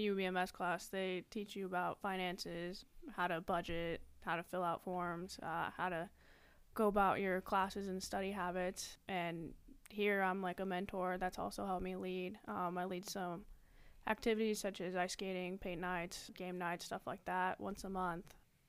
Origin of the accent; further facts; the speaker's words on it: Nampa, Idaho, United States; All right. … from Nampa, Idaho, down south, majoring in human resources, operations management